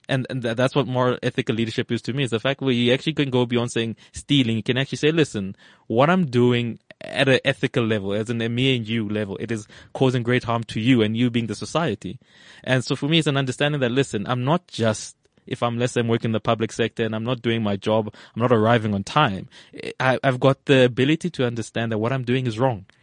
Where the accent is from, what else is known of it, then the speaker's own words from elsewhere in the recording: Evaton, Gauteng, South Africa; also born or lived in Johannesburg / Australia; I come from, uh, an area in the valley called Everton